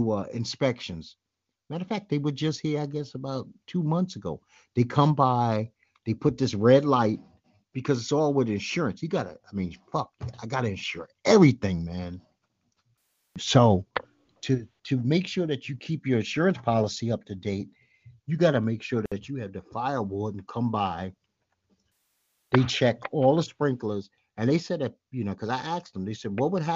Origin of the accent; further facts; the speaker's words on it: New York City, New York, United States; moved away; also born or lived in Brooklyn; I'm from Brooklyn, but I actually was raised in Manhattan.